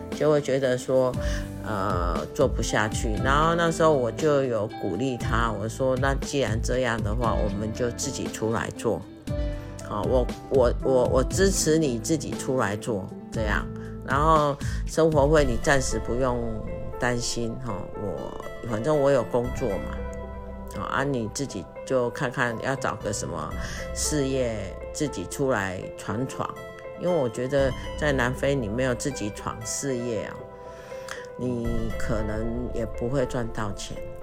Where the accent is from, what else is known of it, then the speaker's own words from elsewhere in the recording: Taiwan; moved away as an adult; 我们就回台湾